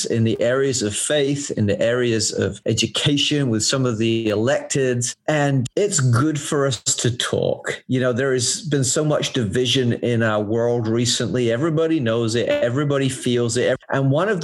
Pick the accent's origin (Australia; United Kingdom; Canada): United Kingdom; England; moved away